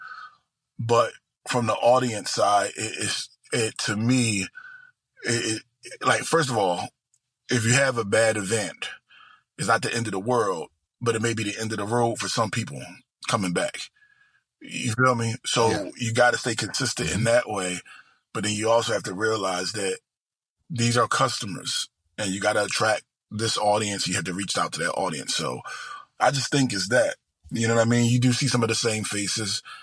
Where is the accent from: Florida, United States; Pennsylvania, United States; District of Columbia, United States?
Pennsylvania, United States; Philadelphia; moved away; also born or lived in Delaware / New Jersey / Ohio; I grew up in South Philadelphia and West Philadelphia. Then lived about 60 places since then